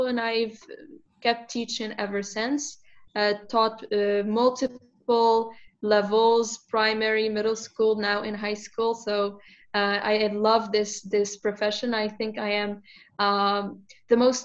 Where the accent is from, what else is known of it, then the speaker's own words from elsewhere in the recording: Morocco; now in Turkey; I am from Morocco